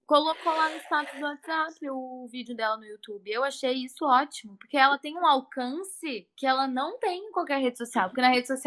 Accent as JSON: {"language": "Portuguese", "country": "Brazil", "said": "Sou brasileira, Otto."}